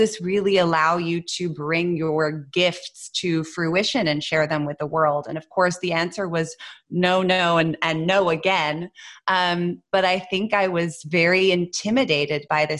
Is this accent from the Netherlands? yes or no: yes; Netherlands; moved away as an adult; also born or lived in United States; I grew up in the Netherlands